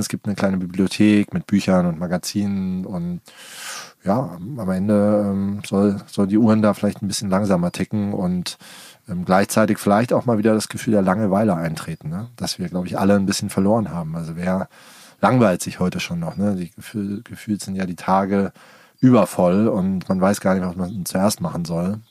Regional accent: Darmstadt, Hesse, Germany; moved away as an adult; also born or lived in Hamburg / Berlin; now in Allgäu, Germany; ich bin in Darmstadt aufgewachsen

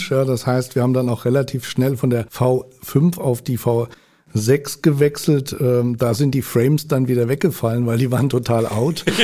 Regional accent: Hamburg, Germany; born there; gebürtiger Hamburger halt natürlich für die Paulianer, dass die steigen aus.

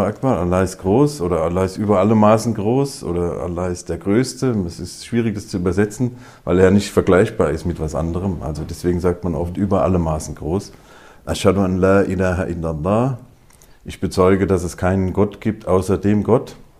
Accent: Groß-Bieberau, Hesse, Germany; now in Wiesbaden, Germany; aufgewachsen in Großbiberau

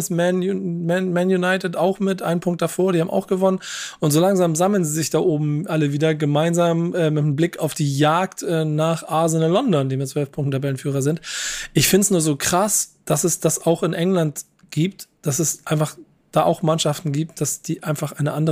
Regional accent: Bremen, Germany; Da haben wir einfach als Bremer jedes Spiel gegen Bayern München sechs oder sieben Dinger gekriegt.

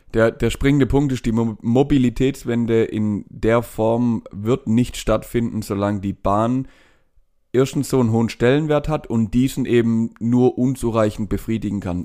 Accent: Germany; Bei uns in Deutschland

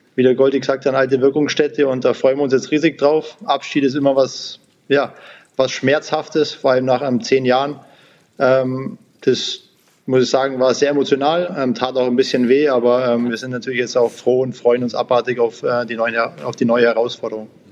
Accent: Sonthofen, Bavaria, Germany; also born or lived in Mannheim; now in Augsburg, Germany; ich bin ja gebürtiger Allgäuer, Sonthofen

